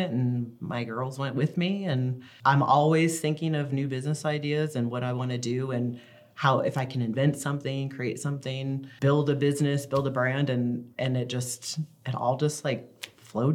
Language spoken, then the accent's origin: English; Florida, United States; moved away as an adult; also born or lived in Washington State / South Carolina; now in Utah, United States; I grew up in Florida, so my dad had full custody of us